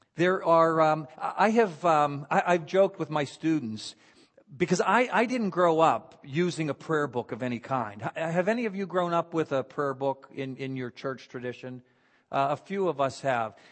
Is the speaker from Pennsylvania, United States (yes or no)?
yes; Beaver Falls, Pennsylvania, United States; also born or lived in Philadelphia / Washington, D.C. / Southern California / Florida; now in Vero Beach, United States; I grew up in Beaver Falls, Pennsylvania